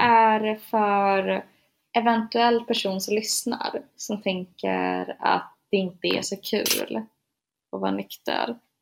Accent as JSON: {"language": "Swedish", "town": "Gothenburg", "region": "Västra Götaland", "country": "Sweden", "tie": "born or raised there", "also_born_or_lived": "Linköping", "said": "jag föddes på Östra sjukhuset i Göteborg"}